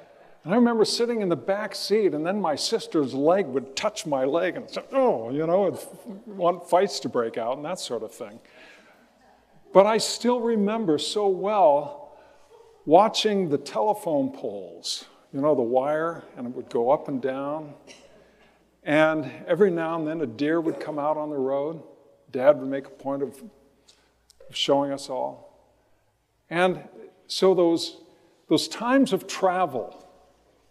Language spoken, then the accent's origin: English; Riverside, California, United States; As a kid growing up in Riverside, I remember looking out to Mount Baldy